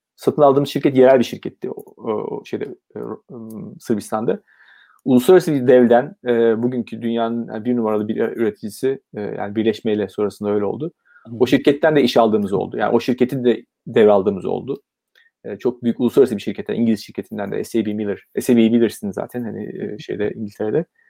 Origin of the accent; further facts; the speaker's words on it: Ankara, Turkey; moved away as an adult; also born or lived in Izmir / Istanbul; E, ben 1970 Ankara doğumluyum. E, bir çocukluk dönemi Ankara'da geçiyor.